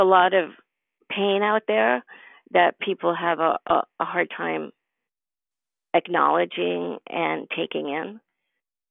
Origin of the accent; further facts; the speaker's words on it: New York, United States; moved away; also born or lived in Carmel, California; I'm a New Yorker at heart.